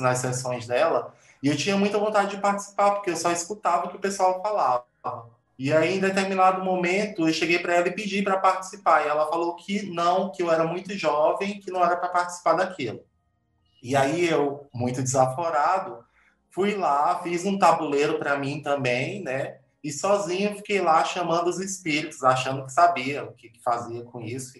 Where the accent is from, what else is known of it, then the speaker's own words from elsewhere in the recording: Uruçuí, Piauí, Brazil; eu nasci numa cidade muito pequena no Piauí, chama Uruçuí